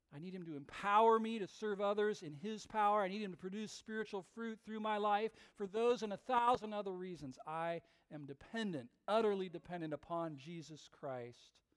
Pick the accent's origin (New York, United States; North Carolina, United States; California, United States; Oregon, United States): California, United States; West Coast, near Napa Valley; I grew up on the West Coast, not that far from Napa Valley